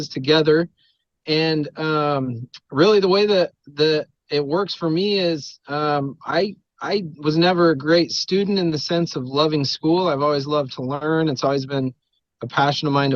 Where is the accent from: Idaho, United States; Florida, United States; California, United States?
Idaho, United States; Rigby; Was born and raised in a teeny tiny little dirt town called Rigby, Idaho